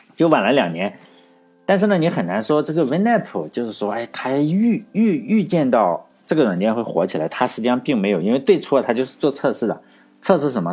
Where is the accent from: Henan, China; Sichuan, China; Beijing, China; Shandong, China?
Shandong, China; Laiwu; 我老家是莱坞的，我们这个宣传也是自己叫好莱坞